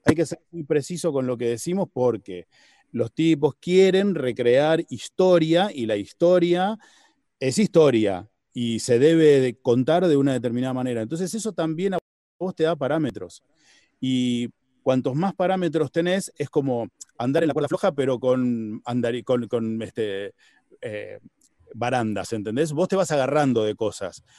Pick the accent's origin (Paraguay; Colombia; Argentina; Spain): Argentina; los, argentinos somos, somos italianos que hablan en español.